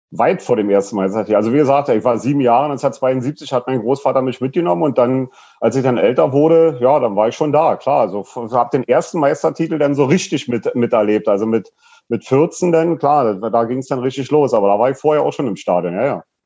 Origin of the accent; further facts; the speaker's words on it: Berlin, Germany; ich bin in Lichtenberg groß geworden, Lichtenberg im Plattenbau, Frankfurter Allee Süd